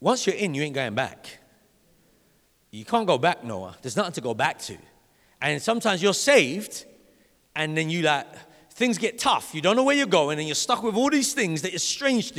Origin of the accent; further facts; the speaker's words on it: London, United Kingdom; When I grew up in Vauxhall. And in Vauxhall, it's called the Vauxhall City Farm. And when I went to primary school in Vauxhall